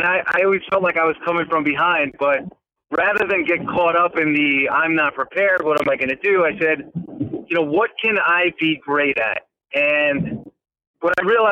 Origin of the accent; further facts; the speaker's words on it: New York, United States; I'm from New York.